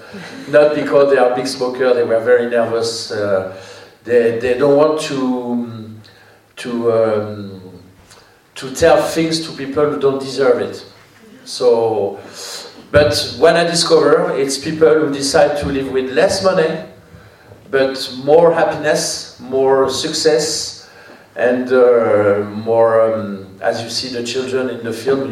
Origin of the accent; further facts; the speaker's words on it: Paris, Île-de-France, France; English is a second language; moved away as an adult; I'm from Paris, normally, and I quit Paris 17 years ago